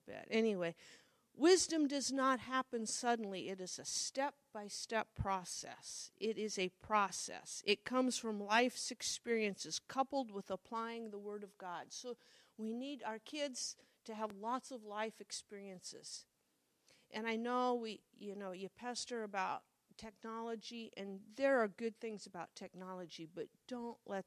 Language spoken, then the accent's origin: English; Midwest, United States; I grew up in the Midwest